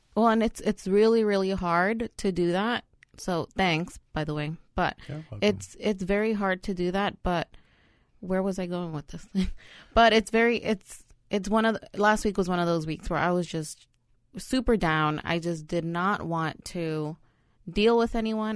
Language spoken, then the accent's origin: English; New York City, New York, United States; also born or lived in El Salvador; I'm a New Yorker